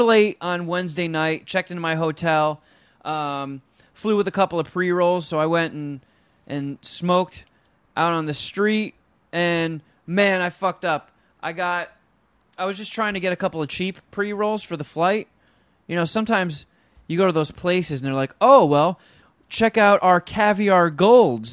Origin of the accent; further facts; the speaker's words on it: Los Angeles, California, United States; Los Angeles